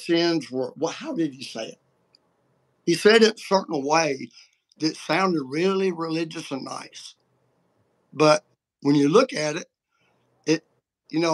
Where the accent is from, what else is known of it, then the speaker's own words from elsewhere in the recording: United States; born and raised in the United States of America